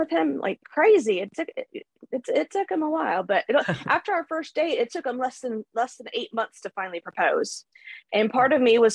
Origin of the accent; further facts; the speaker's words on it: North Carolina, United States; born there; No, they're where I was born. I was born in North Carolina. So most of them are there.